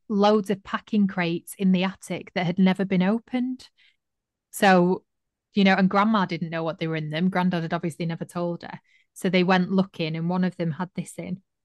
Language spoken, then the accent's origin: English; Manchester, North West England, United Kingdom; I was from Manchester